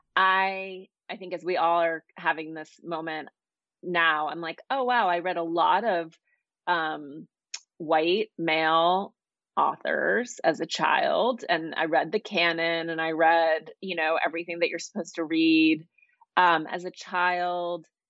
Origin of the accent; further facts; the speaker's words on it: Montana, United States; now in Los Angeles, United States; I grew up in Montana